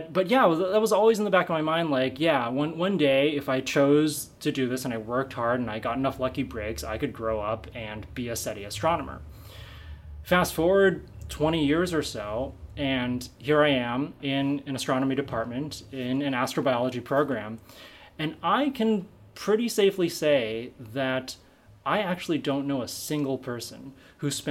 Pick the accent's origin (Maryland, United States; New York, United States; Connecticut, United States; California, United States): California, United States; San Francisco Bay Area; I grew up in the San Francisco Bay Area